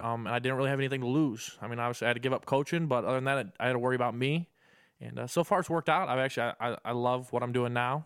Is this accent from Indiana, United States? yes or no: no; Perrysburg, Ohio, United States; moved away as an adult; now in Illinois, United States; I grew up in Perrysburg my whole life